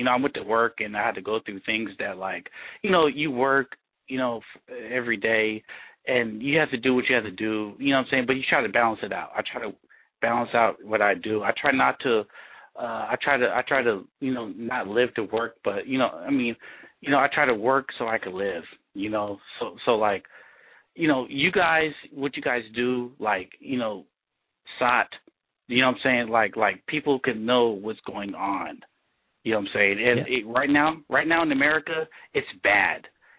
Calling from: Tacoma, Washington, United States; Yes, sir. I'm calling from Tacoma.

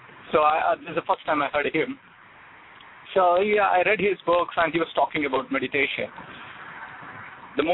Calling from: New York, United States; from New York.

